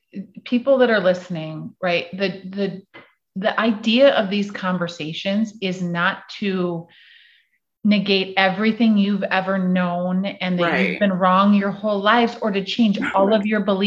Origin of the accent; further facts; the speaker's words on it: Midwest, United States; because I grew up in the Midwest and I'm white is wrong.